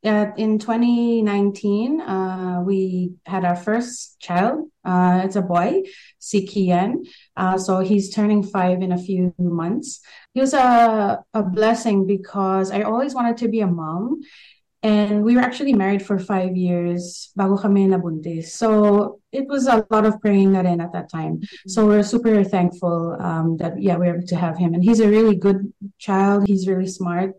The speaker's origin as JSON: {"language": "English", "region": "Queensland", "country": "Australia", "tie": "born or raised there", "also_born_or_lived": "Philippines", "moved": "as an adult", "said": "I was born and raised in Queensland, but 99, I officially moved to the Philippines to try out acting and I lived there for almost 10 years"}